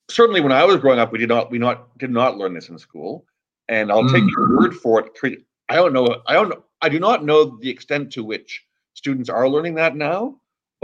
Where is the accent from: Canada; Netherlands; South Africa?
Canada; now in Los Angeles, United States; I'm originally from Canada, and I'm happily living in Los Angeles right now